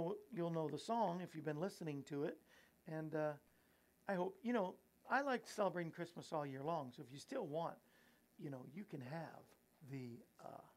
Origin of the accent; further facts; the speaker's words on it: Florida, United States; I grew up in Florida. I lived in Florida